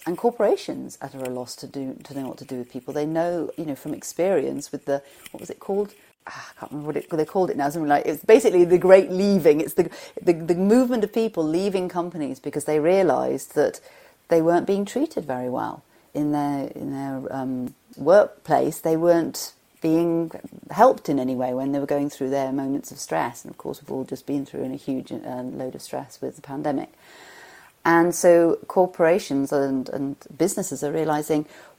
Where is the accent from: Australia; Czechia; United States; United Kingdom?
United Kingdom; Shropshire, West Midlands; I come from Shropshire in England, and it was a pleasant school.